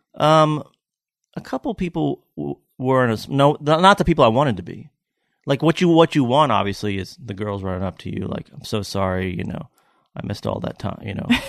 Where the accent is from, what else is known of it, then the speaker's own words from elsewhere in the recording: Lexington, Kentucky, United States; now in Tennessee, United States; I'm from Lexington, Kentucky